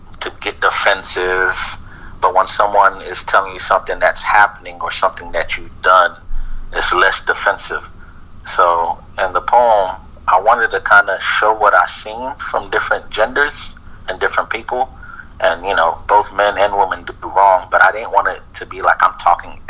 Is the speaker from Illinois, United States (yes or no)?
no; Naples, Florida, United States; I was born here in Naples, Florida.